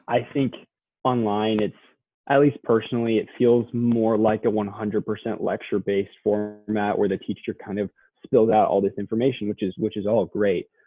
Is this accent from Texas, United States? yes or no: yes; Southlake, Texas, United States; also born or lived in Austin, Texas; I grew up in Southlake, Texas, which is a suburb of the Dallas Fort Worth area